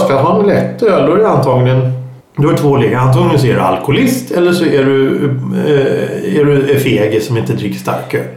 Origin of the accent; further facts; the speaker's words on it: Stockholm, Stockholm County, Sweden; accent: stockholmska; många säger att jag pratar stockholmska